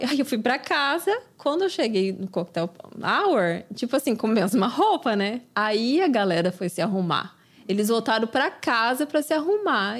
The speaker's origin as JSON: {"language": "Portuguese", "country": "Brazil", "moved": "yes", "said": "aquela coisa que a gente faz, né, como brasileira"}